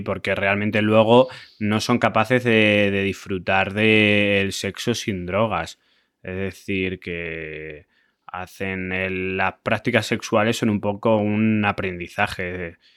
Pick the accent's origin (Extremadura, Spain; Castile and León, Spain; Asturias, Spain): Extremadura, Spain; Yo siempre quiero llevar mi tierra por bandera, Extremadura